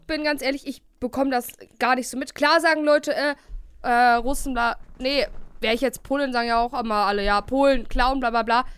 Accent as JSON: {"language": "German", "town": "Bielefeld", "region": "North Rhine-Westphalia", "country": "Germany", "lives_now": "Cologne, Germany", "said": "hier bei uns in Bielefeld"}